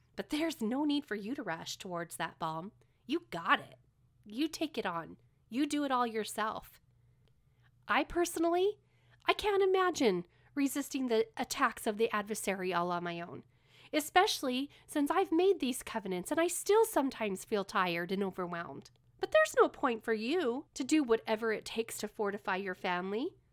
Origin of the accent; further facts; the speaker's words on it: California, United States; now in Utah, United States; I live in Utah, but I was born and raised in California.